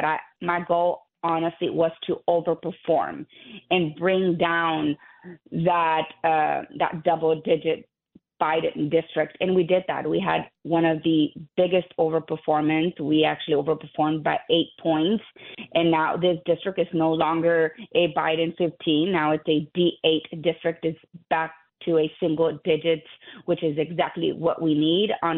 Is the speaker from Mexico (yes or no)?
yes; Burgos, Tamaulipas, Mexico; now in Texas, United States; I was born in Burgos, Tamaulipas, Mexico, which is actually about 3 hours away from South Texas.